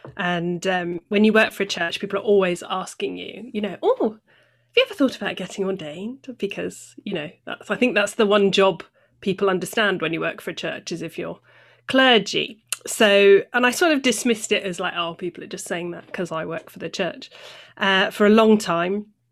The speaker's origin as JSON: {"language": "English", "area": "North Devon", "region": "South West England", "country": "United Kingdom", "tie": "born or raised there", "also_born_or_lived": "near Bristol / Acton, London", "moved": "as an adult", "lives_now": "Bristol, United Kingdom", "said": "I was born near Bristol, and then when I was about nine, I moved to North Devon. So I grew up in the country"}